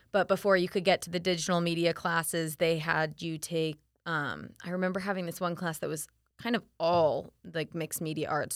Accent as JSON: {"language": "English", "town": "Winter Haven", "region": "Florida", "country": "United States", "tie": "born or raised there", "also_born_or_lived": "Orlando", "said": "I grew up in Winter Haven"}